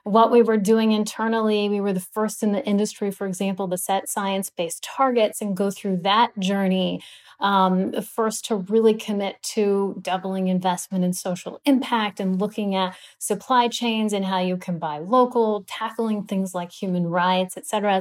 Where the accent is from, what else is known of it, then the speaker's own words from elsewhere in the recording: Los Angeles, California, United States; I grew up in Los Angeles, California